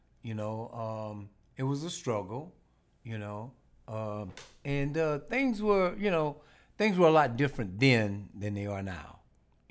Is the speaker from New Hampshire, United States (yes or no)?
no; Franklin, Louisiana, United States; moved away as an adult; now in Houston, United States; I was born in Franklin, Louisiana. I moved here to Houston in 1990.